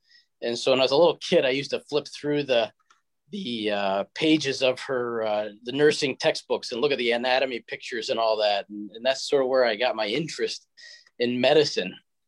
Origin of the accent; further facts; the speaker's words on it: Midwest, United States; also born or lived in Indiana / Michigan / Ohio / Mexico City, Mexico; I was born in the Midwest, raised in Indiana, Michigan, Ohio, and a little time in Mexico City, Mexico.